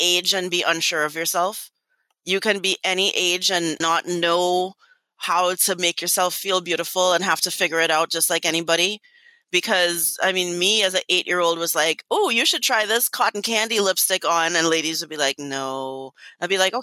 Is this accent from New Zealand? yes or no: no; Port of Spain, Trinidad & Tobago; moved away as an adult; also born or lived in Miami, United States; now in United States; I was born and raised in Trinidad and Tobago, specifically in Trinidad in the west, Port of Spain. I migrated to America in 1998 to attend the University of Miami